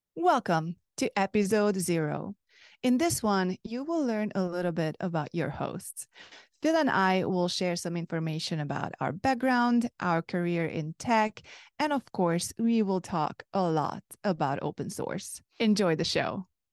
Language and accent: English; Hungary; first language Hungarian; English is a second language; I'm from Hungary, so that's my first language